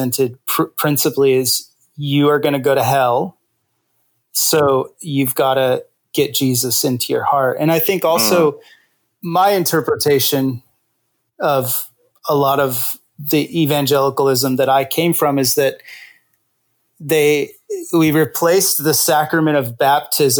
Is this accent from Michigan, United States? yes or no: no; Visalia, California, United States; now in Washington, D.C., United States; I was born in Visalia, California. So I got to represent the Central Valley here.